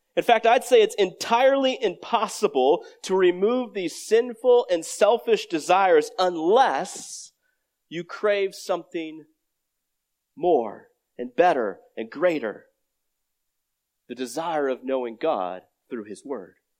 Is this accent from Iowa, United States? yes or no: yes; Iowa, United States; I grew up in Iowa